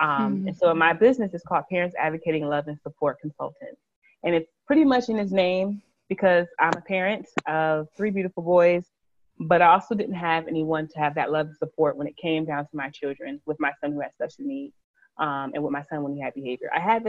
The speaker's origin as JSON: {"language": "English", "region": "Connecticut", "country": "United States", "lives_now": "Alabama, United States", "said": "We live in Alabama. I love where I live. I love my children. I'm truly enjoying being down south. We are originally from Connecticut, so it's a nice big change for us."}